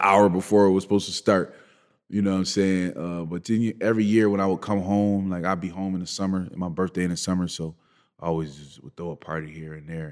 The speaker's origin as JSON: {"language": "English", "town": "Buffalo", "region": "New York", "country": "United States", "tie": "born or raised there", "said": "growing up in Buffalo"}